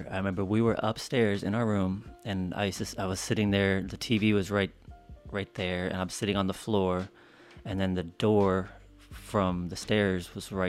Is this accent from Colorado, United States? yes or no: yes; Colorado, United States; So we grew up in Colorado most of the time, and that's where he got sick.